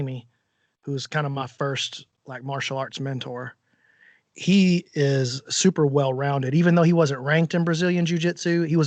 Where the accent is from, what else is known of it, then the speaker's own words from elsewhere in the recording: Alabama, United States; Not only am I from America, I'm from Alabama